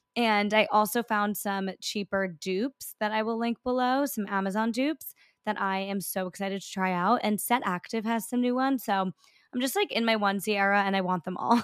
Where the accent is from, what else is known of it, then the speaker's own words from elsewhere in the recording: New York, United States; I'm a New Yorker